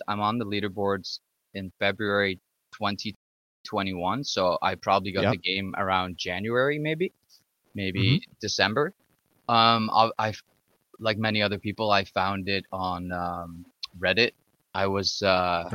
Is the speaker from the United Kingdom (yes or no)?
no; Ottawa, Ontario, Canada; I'm from Ottawa, Ottawa, Ontario, Ottawa